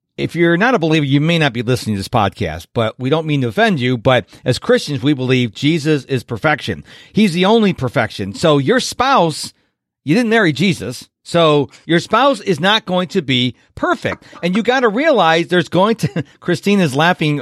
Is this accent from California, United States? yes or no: no; Rochester, New York, United States; I'm from New York, but I'm from the west side of New York in Rochester